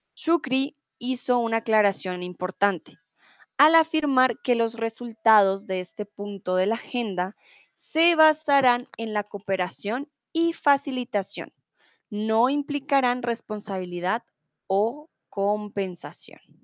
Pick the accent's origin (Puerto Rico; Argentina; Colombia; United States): Colombia; yo soy de Colombia